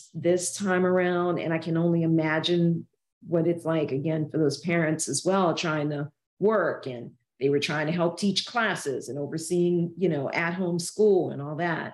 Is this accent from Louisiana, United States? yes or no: yes; New Orleans, Louisiana, United States; moved away as an adult; also born or lived in Georgia; Anne and I are from Louisiana. We're from New Orleans